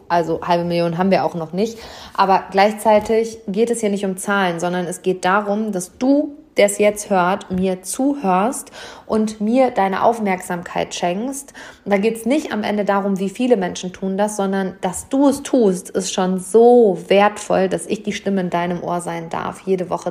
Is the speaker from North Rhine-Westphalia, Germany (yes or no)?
yes; Hamm, North Rhine-Westphalia, Germany; hier live vor Ort im Maxi-Park, also in meiner Heimatstadt, im Seminarraum über den Dächern von Hamm